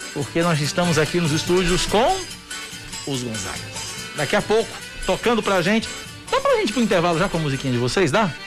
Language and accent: Portuguese; João Pessoa, Paraíba, Brazil; sou de João Pessoa.